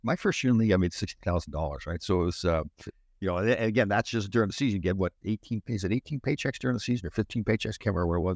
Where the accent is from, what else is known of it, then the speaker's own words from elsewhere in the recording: Brampton, Ontario, Canada; I'm from Brampton